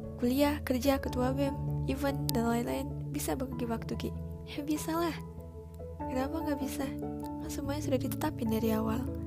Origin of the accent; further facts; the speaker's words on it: Palembang, South Sumatra, Indonesia; also born or lived in Batam; lahir di Palembang